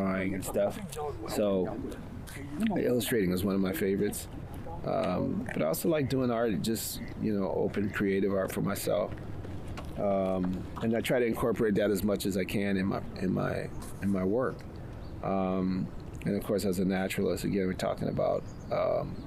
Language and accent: English; Chicago, Illinois, United States; now in West Coast, United States; I'm originally from Chicago. And I've been out on the West Coast for about 40 years now